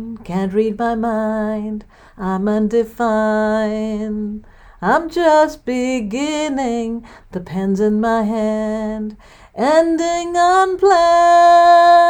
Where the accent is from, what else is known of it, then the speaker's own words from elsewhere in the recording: India; now in Livingston, United States; I come from India